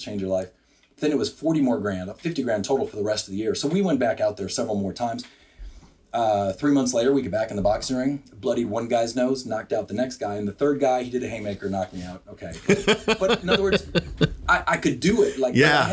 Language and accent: English; Wisconsin, United States; now in Bryan, United States; I grew up in Wisconsin